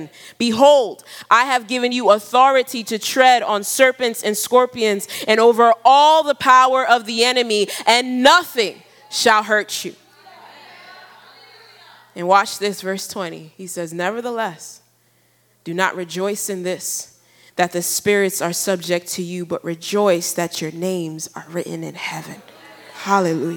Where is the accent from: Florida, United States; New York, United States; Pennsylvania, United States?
New York, United States; moved away as an adult; also born or lived in Ghana; now in Ivory Coast; I was born in Ghana and grew up in New York, and now I'm living in Ivory Coast